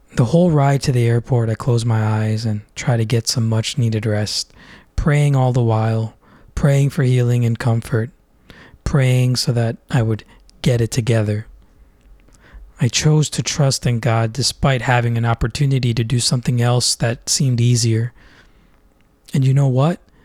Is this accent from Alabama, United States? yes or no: no; Orlando, Florida, United States; now in Philadelphia, United States; warm and sunny Orlando, Florida, where I spent most of my life growing up